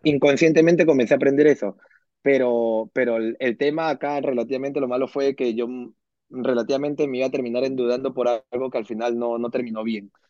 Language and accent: Spanish; Peru; moved away as an adult; now in New Jersey, United States; soy peruano, eh, vivo aquí en Estados Unidos hace cinco años aprox, cinco años y medio. Eh, a los 28 años vine para acá.